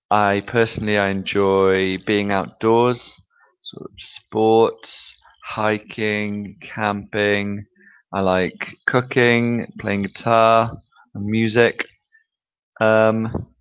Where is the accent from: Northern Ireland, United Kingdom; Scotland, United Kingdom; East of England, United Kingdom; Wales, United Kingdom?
Wales, United Kingdom; I'm from Wales in the UK